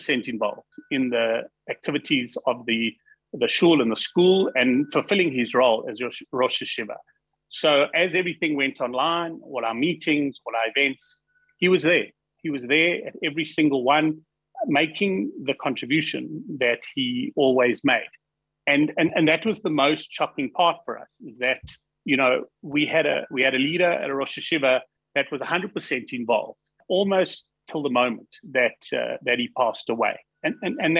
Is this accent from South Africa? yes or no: yes; South Africa